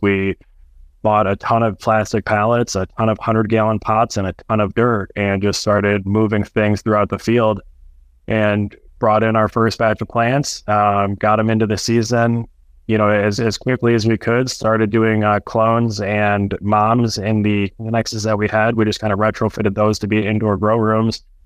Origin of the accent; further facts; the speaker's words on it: Sterling Heights, Michigan, United States; also born or lived in Clare, Michigan; my hometown